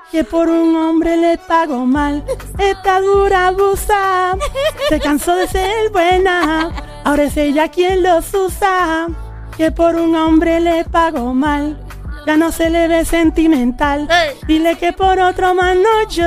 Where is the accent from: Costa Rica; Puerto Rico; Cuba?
Puerto Rico; Río Piedras; De Río Piedra.